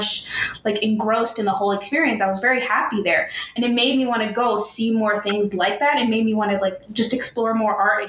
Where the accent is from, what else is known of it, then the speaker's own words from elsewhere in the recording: New York City, New York, United States; I'm a New Yorker